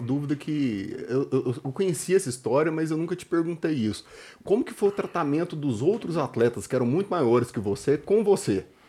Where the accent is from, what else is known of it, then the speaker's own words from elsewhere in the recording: Anápolis, Goiás, Brazil; eu era de Anápolis